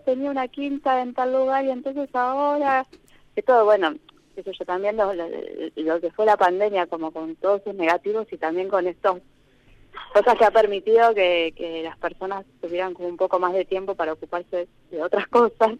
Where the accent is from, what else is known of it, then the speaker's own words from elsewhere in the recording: Buenos Aires, Argentina; moved away as an adult; now in Maquinchao, Argentina; yo soy de Buenos Aires